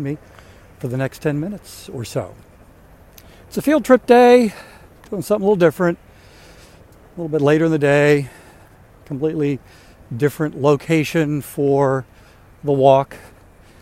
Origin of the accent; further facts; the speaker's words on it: Linthicum, Maryland, United States; I grew up in Maryland near what is now the Baltimore, Washington International Airport